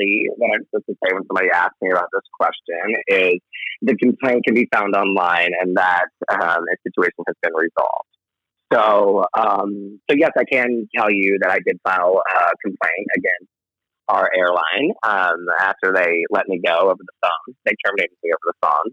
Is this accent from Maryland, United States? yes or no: no; New York, United States; moved away; also born or lived in Virginia; born and raised in New York